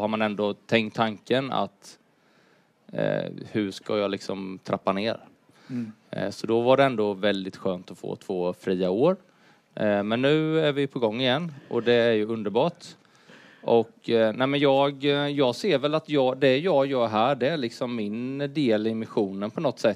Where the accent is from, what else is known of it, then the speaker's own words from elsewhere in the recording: Huskvarna, Jönköping County, Sweden; moved away; jag är uppvuxen i Huskvarna